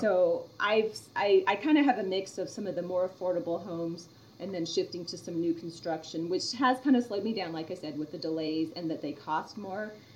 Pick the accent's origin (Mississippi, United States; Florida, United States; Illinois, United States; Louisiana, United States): Florida, United States; Orlando; moved away; I grew up in Orlando for a while